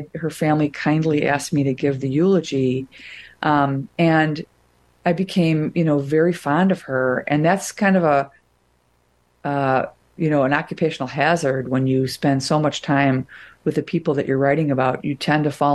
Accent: Wilmette, Illinois, United States; moved away; I'm from Wilmette.

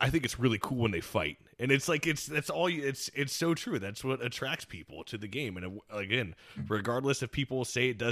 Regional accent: Florida, United States; growing up in Florida

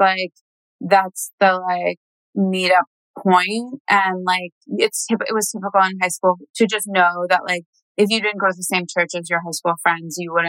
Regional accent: Franklin, Tennessee, United States; a church in my hometown, yes. Franklin, Tennessee.

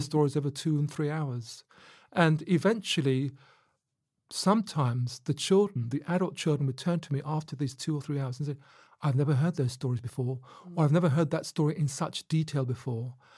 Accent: Luton, East of England, United Kingdom; I was growing up in Luton

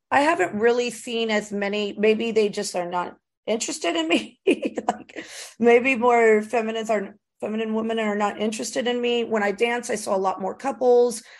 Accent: Florida, United States; I was raised in Florida.

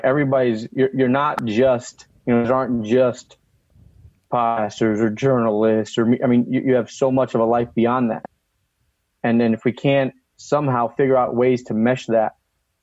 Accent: Shelton, Connecticut, United States; I grew up in Shelton, Connecticut, which is a, you know, predominantly white middle class upbringing

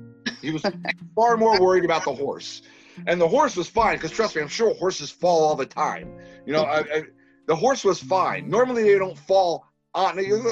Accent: Massachusetts, United States; now in Texas, United States; I was born. I'm a northerner by birth. I'm a southerner by heart. I was born in Massachusetts.

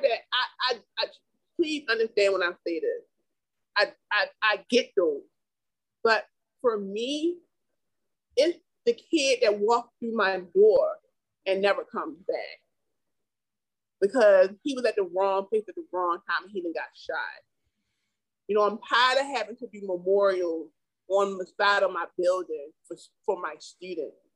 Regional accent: Baltimore, Maryland, United States; I can't walk through your neighborhood because I'm from Yale Heights.

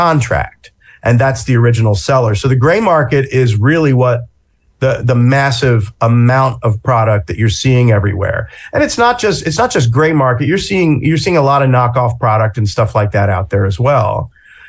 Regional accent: New Jersey, United States; I'm from Jersey

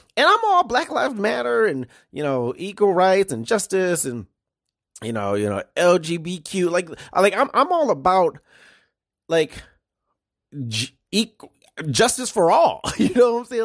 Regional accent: Detroit, Michigan, United States; now in Iowa, United States; growing up in Detroit, we have something called Devil's Night

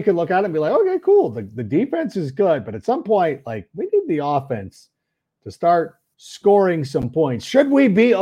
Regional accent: Park Ridge, Illinois, United States; now in California, United States; I was born in the Lutheran Hospital over there in Park Ridge

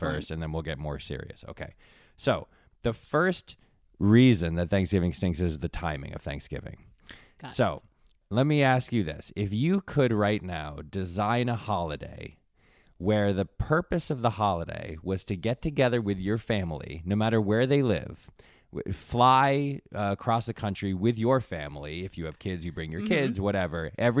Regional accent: East Coast, United States; So on the East Coast, I'm from the East Coast.

